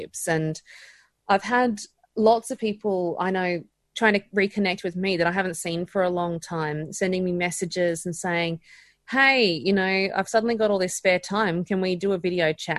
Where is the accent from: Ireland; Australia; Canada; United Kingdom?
Australia; Queensland; I'm a Queenslander